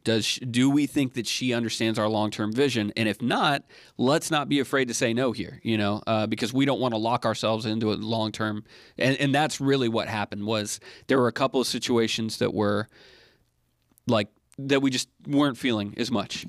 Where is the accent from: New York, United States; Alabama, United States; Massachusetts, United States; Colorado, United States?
Alabama, United States; moved away; I grew up in Alabama